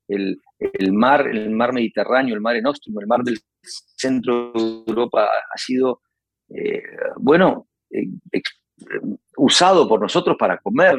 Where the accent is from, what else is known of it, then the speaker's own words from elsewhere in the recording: Uruguay; con este acento que tengo y con esta manera de tocar la guitarra, y esta manera de escribir que la aprendí en mi país